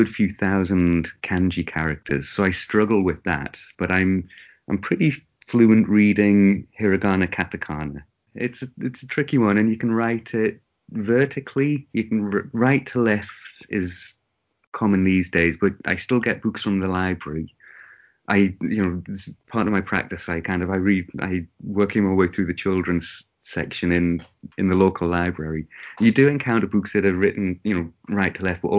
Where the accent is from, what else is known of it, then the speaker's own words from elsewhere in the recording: England, United Kingdom; moved away as an adult; now in Japan; I am English